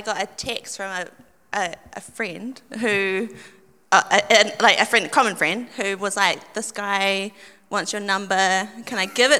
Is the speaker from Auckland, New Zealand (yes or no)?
yes; Auckland, New Zealand; For me, I am born and raised in Aucklander.